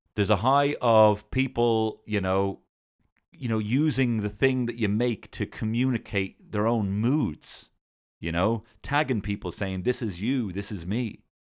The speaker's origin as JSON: {"language": "English", "country": "Ireland", "said": "I'm Irish, uh, and I'm not in the I R"}